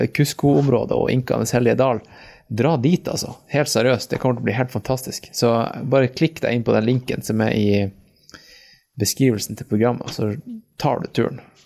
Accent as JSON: {"language": "Norwegian", "country": "Norway", "said": "vi bor hjemme i Norge"}